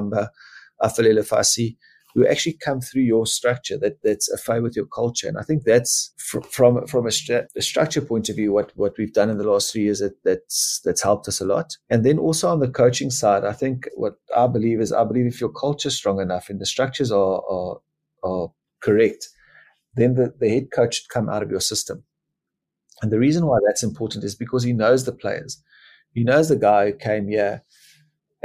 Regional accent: South Africa; I was born in a little area called Bubsfontein on a farm. You know, my mom and dad, lovely people, but Afrikaans, and I'm Afrikaans

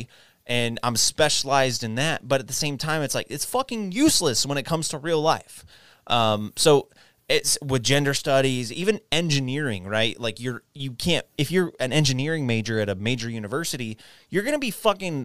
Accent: Texas, United States; moved away; also born or lived in New Jersey; I was born and raised in Texas.

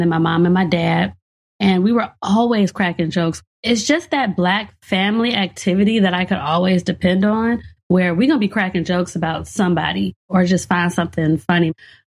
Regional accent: Gary, Indiana, United States; And growing up in Gary, Indiana, during the 90s, when it was the murder capital of the world, there was a lot of ridiculous stuff happening

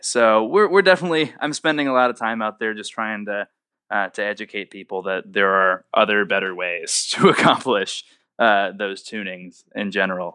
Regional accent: Indianapolis, Indiana, United States; moved away as an adult; now in Nashville, United States; I'm from Indianapolis originally, and I came down here to Nashville, Tennessee

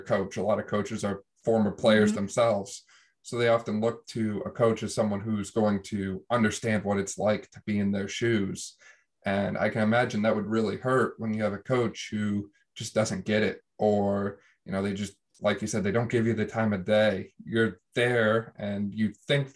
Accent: Northeastern Pennsylvania, United States; I'm from Northeastern PA

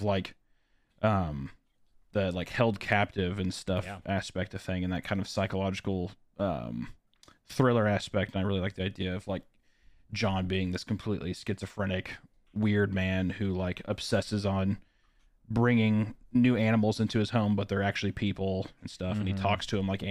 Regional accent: Kearney, Missouri, United States; I grew up in Kearney, Missouri, which is, like, a very small cattle town in Missouri

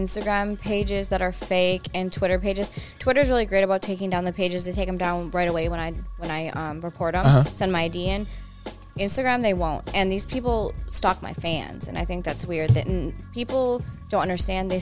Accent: Wisconsin, United States; I'm from the Midwest, Wisconsin.

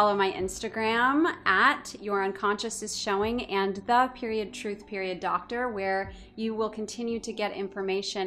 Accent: Orange County, California, United States; moved away; I was born and raised in Orange County

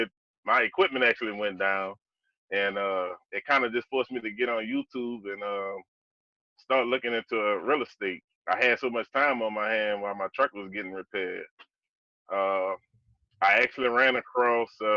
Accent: New Orleans, Louisiana, United States; I'm born and raised in New Orleans, Louisiana

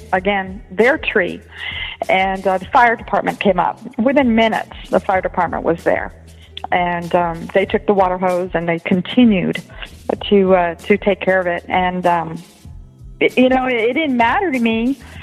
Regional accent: Tampa, Florida, United States; now in Arizona, United States; growing up in Tampa, going to the same school as you

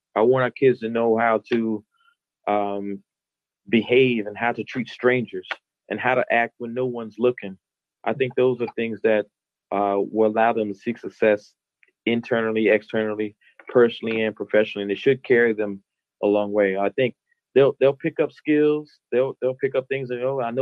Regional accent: Madison, United States; moved away as an adult; also born or lived in the South; now in Baltimore, United States; Madison, giving my hometown a shout out

